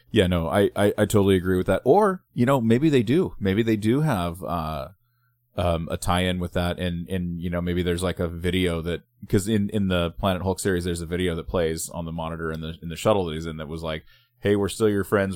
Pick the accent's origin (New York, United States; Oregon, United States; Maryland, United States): Oregon, United States; Littletown; I grew up in Littletown, Oregon